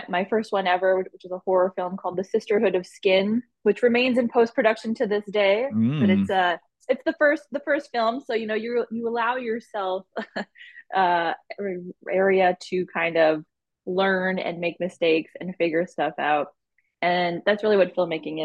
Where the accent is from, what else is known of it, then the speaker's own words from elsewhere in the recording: Winnipeg, Manitoba, Canada; I'm from Winnipeg, born and raised, been here my whole life